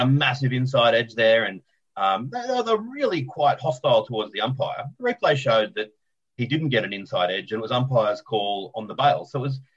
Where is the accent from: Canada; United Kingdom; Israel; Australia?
Australia; as an Australian